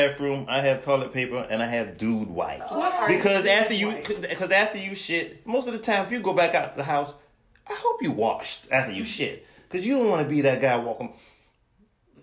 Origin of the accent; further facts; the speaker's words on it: the South, United States; I am from the South